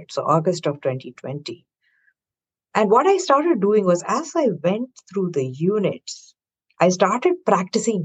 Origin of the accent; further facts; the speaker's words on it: South India, India; moved away as an adult; now in Bay Area, United States; I was born and raised in India, in the southern part of India